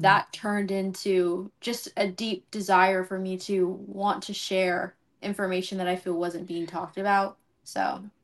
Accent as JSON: {"language": "English", "town": "Los Angeles", "region": "California", "country": "United States", "moved": "yes", "lives_now": "College Station, United States", "said": "originally from L"}